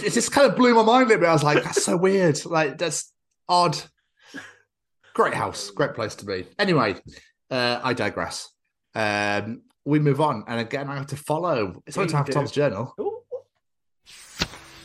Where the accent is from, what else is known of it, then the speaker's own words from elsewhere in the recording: Scotland, United Kingdom; now in Wales, United Kingdom; my home country